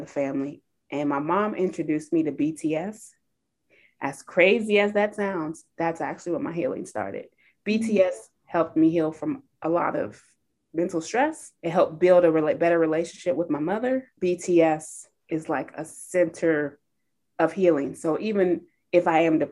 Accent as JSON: {"language": "English", "region": "California", "country": "United States", "tie": "born or raised there", "also_born_or_lived": "Naperville, Illinois", "moved": "yes", "said": "I grew up in California"}